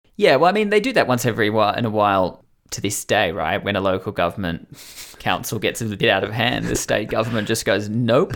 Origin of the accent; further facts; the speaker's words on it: Newcastle, New South Wales, Australia; my hometown of Newcastle, New South Wales, has a enormous obelisk right near where I went to school